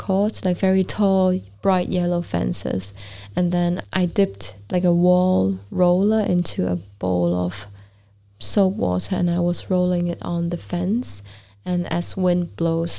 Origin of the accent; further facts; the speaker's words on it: Hong Kong; moved away as an adult; also born or lived in Vancouver, Canada / London, United Kingdom / Iceland; growing up in Hong Kong, and London